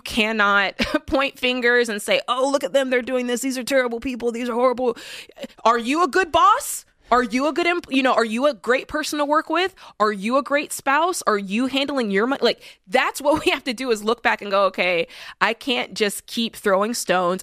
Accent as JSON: {"language": "English", "country": "United States", "said": "as American people"}